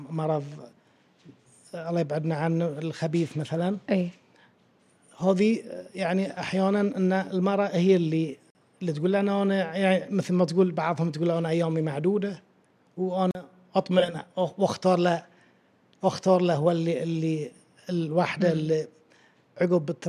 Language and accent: Arabic; Bahrain; عندنا في البحرين